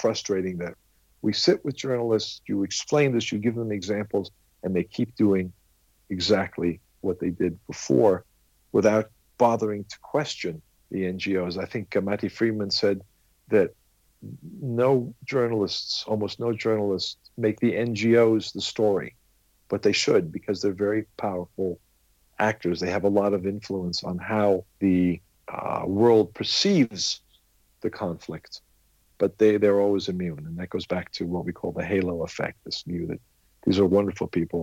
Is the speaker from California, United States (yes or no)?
yes; California, United States; also born or lived in London; now in Israel; when I was 2 years old, my parents decided that in the early 50s, being raised in California was a little bit warmer, sunnier than being in London. So that was their decision. They didn't ask me. So I was raised in California